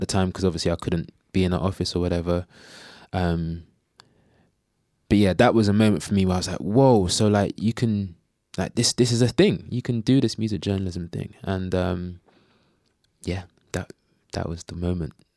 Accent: London, United Kingdom; I grew up in Bow, in East London

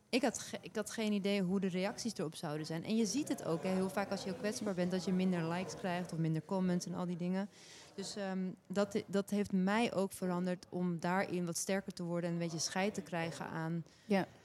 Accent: Turkey; ik ben een Turkse vrouw met een Aliwi achtergrond ehm, ik ben actrice ook.

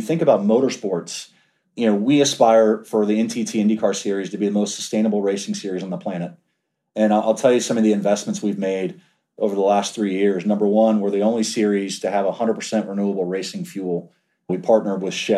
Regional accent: Washington, District of Columbia, United States; moved away; also born or lived in Georgia; I grew up in Washington, D.C.

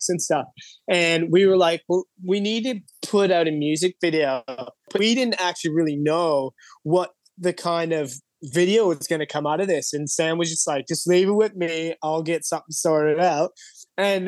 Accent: Toronto, Ontario, Canada; moved away as an adult; now in Sydney, Australia; I'm actually from Toronto

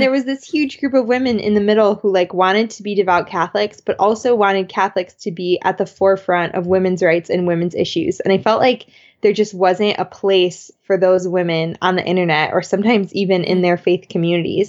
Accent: Madison, Wisconsin, United States; I'm from Madison, Wisconsin, and anyone who's been there knows it's like hippieville.

